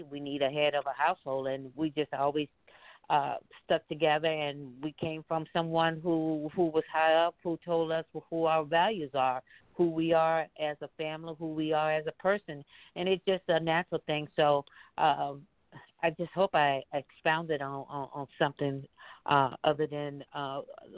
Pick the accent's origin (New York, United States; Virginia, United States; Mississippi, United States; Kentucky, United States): Mississippi, United States; our hometown in Mississippi